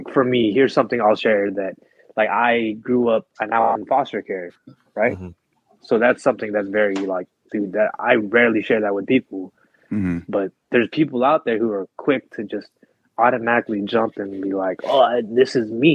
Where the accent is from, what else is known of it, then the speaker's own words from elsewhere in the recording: Philippines; now in United States; I was born in the Philippines